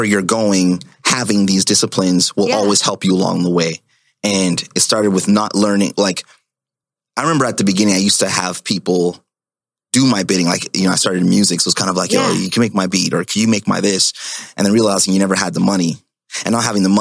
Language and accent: English; Ottawa, Ontario, Canada; now in Toronto, Canada; that's where I'm from, that's where I grew up.